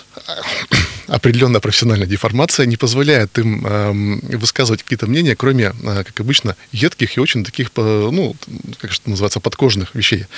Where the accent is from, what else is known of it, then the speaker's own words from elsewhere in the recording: Yekaterinburg, Sverdlovsk Oblast, Russia; Из Екатеринбурга